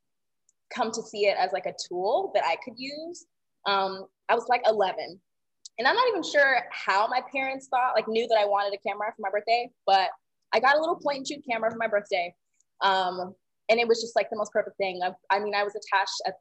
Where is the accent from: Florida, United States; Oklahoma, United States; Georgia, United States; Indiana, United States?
Georgia, United States; Atlanta; growing up in the South